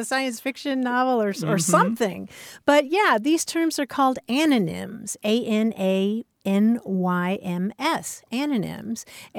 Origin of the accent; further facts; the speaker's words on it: Kentucky, United States; in Kentucky, my home state